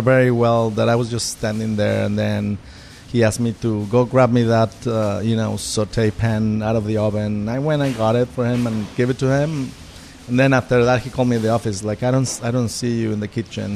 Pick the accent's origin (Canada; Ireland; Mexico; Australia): Mexico; moved away as an adult; also born or lived in New York; I'm from Mexico